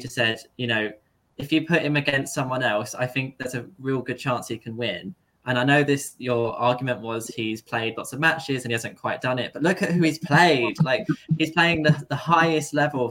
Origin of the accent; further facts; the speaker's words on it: England, United Kingdom; I'm English